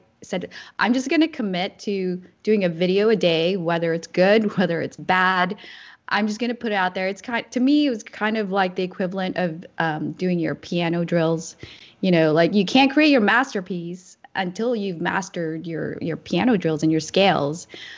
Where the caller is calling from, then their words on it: California, United States; Yeah, I am joining you from the San Francisco Bay Area.